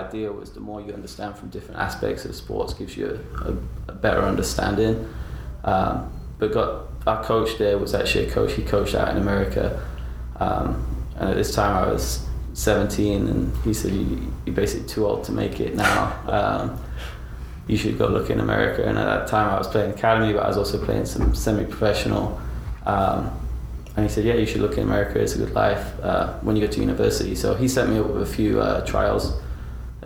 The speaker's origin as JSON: {"language": "English", "town": "Nottingham", "region": "East Midlands", "country": "United Kingdom", "tie": "born or raised there", "moved": "yes", "said": "I grew up in Nottingham, which is a phenomenal town"}